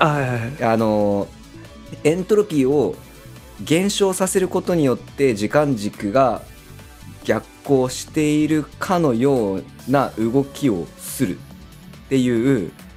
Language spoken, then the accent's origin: Japanese; Kasuga, Fukuoka, Japan; 出身が春日なんで